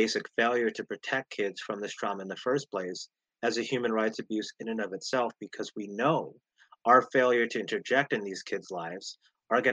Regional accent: Las Vegas, Nevada, United States; in the inner city where we grew up in Las Vegas, Nevada

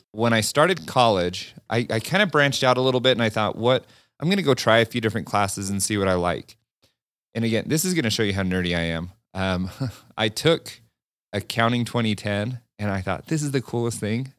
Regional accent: Farmington, Utah, United States; I grew up a couple miles away from Lagoon

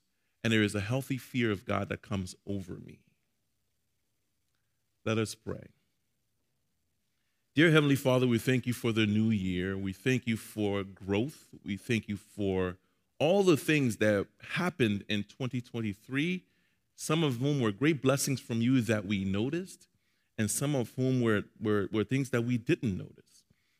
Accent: Maryland, United States; We're from Maryland, and we're going to Colorado.

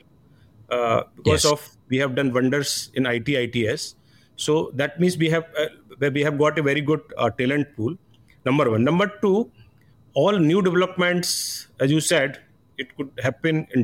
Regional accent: India; We as an Indian

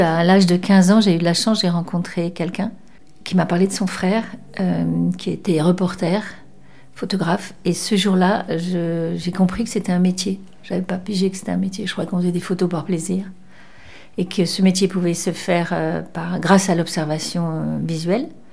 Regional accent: Cannes, Provence-Alpes-Côte d'Azur, France; moved away as an adult; also born or lived in Bordeaux region (born, Caudéran) / Paris; je vivais à Cannes et, euh, et je, je suis née dans la région, là, de Bordeaux, je suis née à Codeyran, mais j'ai, je suis partie très jeune à Cannes

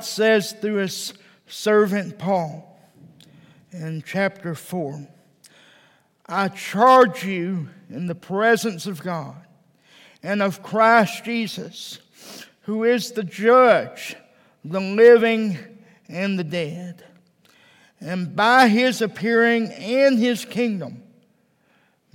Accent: Texas, United States; now in Provo, United States; I'm originally from Texas

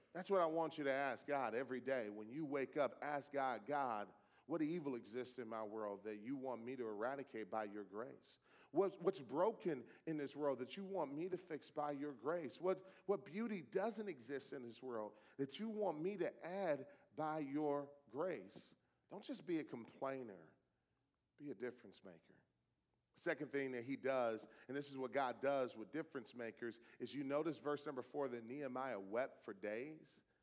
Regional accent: Detroit, Michigan, United States; You know, I grew up in Detroit. My father was a Detroit public school teacher for 27 years. I, I was uh, born in that city

